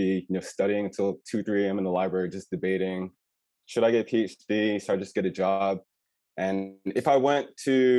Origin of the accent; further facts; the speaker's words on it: Raleigh, North Carolina, United States; also born or lived in Baltimore, Maryland; I'm from Raleigh, but I decided to go out of state